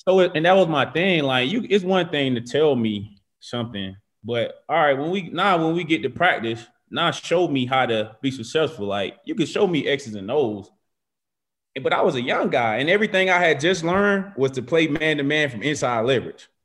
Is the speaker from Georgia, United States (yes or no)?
yes; Macon, Georgia, United States; moved away as an adult; also born or lived in Virginia / Alabama; I'm, I'm from Georgia.